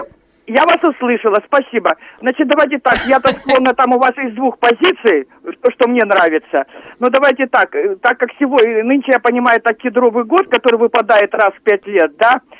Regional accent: Irkutsk, Irkutsk Oblast, Russia; Что касается землетрясения, я как иркутянка помню разные землетрясения и 2008 года

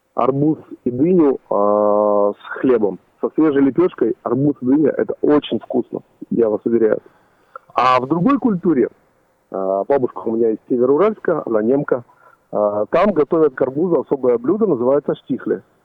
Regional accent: Uzbekistan; now in Yekaterinburg, Russia; я родился в Узбекистане

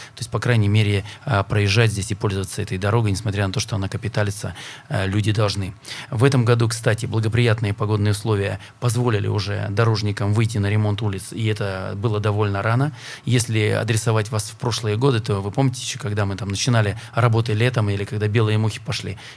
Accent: Perm, Perm Krai, Russia; как пермяк

